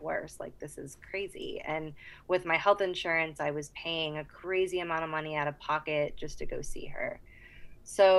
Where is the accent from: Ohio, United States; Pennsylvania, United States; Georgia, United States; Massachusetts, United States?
Massachusetts, United States; Boston; moved away as an adult; also born or lived in Charleston, South Carolina; I'm originally from Boston, Massachusetts, just south of Boston